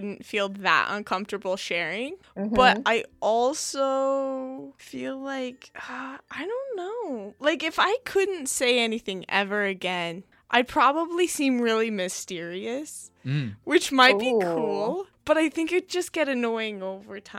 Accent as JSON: {"language": "English", "town": "Pocatello", "region": "Idaho", "country": "United States", "also_born_or_lived": "Hawaii", "moved": "as an adult", "lives_now": "Laie, United States", "said": "I'm from Pocatello, Idaho, and I'm studying here"}